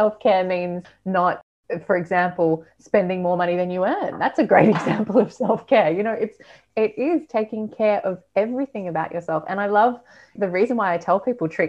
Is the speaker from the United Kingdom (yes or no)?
no; Australia; moved away